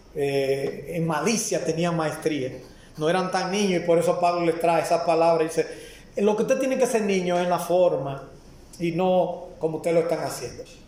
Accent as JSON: {"language": "Spanish", "country": "Dominican Republic", "said": "como dominicano"}